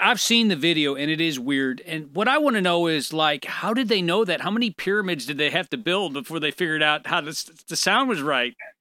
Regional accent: St. Louis, Missouri, United States; moved away as an adult; now in St. Charles, United States; I moved from Saint Louis to Saint Charles, where I live now

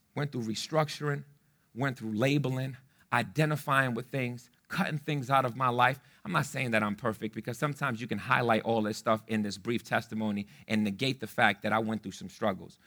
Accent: New York City, New York, United States; also born or lived in Fitchburg, Massachusetts; I'm from the Bronx, I'm from the South Bronx

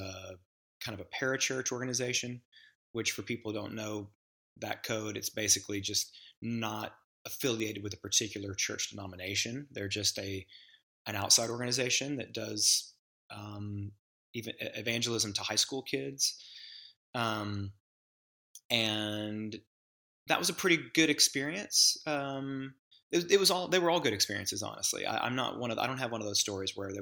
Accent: Memphis, Tennessee, United States; born or raised there; now in Nashville, United States

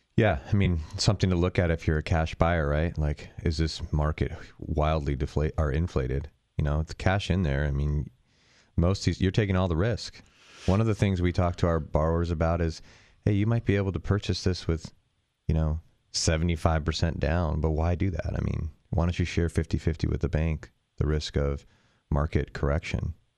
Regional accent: near San Francisco, California, United States; moved away; I grew up near San Francisco

